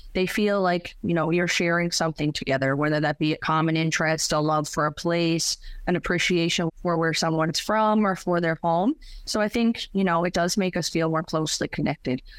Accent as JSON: {"language": "English", "town": "St. Philip's", "region": "Newfoundland and Labrador", "country": "Canada", "tie": "born or raised there", "lives_now": "St. John's, Canada", "said": "born and raised in St. Philip's, now living in downtown St. John's."}